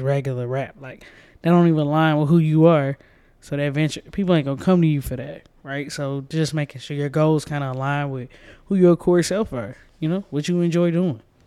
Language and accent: English; Georgia, United States; I'm from Georgia, too.